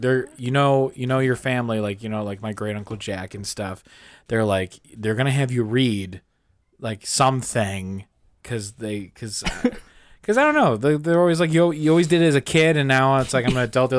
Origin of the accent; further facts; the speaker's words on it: Ireland; Hey, I'm Irish.